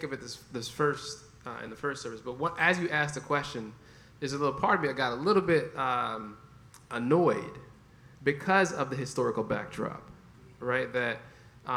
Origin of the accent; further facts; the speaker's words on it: Jamaica; I'm Jamaican